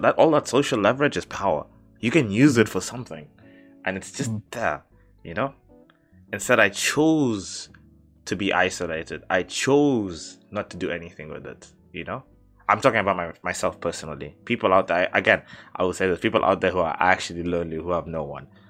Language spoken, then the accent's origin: English; Mombasa, Mombasa County, Kenya; I've slept at like two or three in my neighborhood. Yeah. In Mombasa.